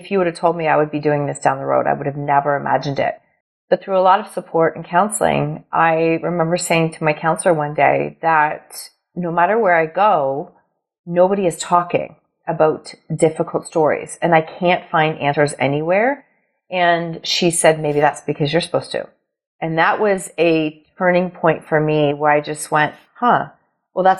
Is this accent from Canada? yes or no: yes; Ontario, Canada; I am from Ontario, Canada